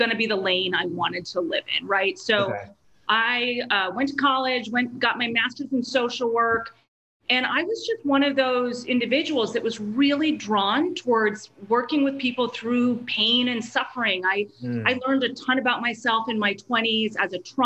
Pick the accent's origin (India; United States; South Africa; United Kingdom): United States; Maine; moved away as an adult; also born or lived in Baltimore / Washington, District of Columbia, United States; I grew up in Maine